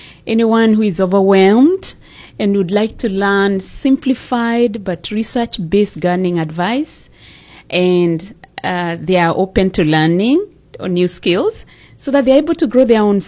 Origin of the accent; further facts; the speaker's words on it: Kenya; moved away as an adult; also born or lived in Netherlands; now in United States; I grew up in Kenya